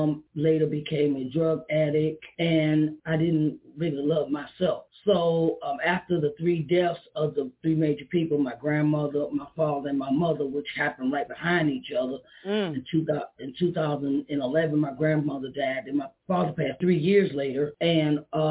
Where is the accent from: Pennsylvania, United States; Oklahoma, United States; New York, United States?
Pennsylvania, United States; Uniontown; I'm from Uniontown, Pennsylvania.